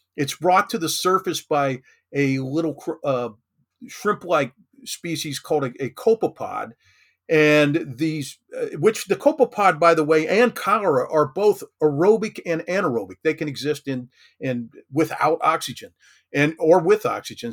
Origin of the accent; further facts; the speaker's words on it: Kentucky, United States; I grew up in Kentucky, uh, lived here most of my life